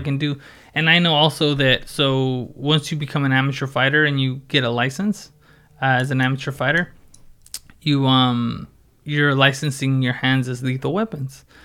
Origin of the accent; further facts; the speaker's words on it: Oxnard, California, United States; Born and raised in Oxnard and, um, yeah, just, I've done everything here in Oxnard.